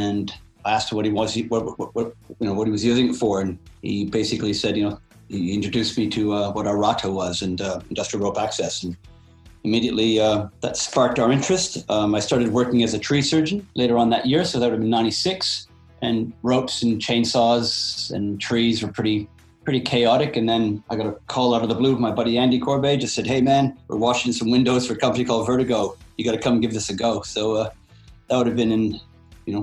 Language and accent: English; Canada; moved away as an adult; also born or lived in Jasper National Park, Alberta; now in Perth, Australia; I was born in Canada, so I kind of moved to the Rockies in kind of the early 90s